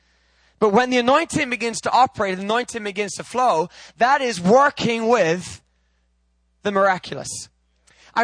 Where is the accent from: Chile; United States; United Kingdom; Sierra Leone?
United Kingdom; England; I'm English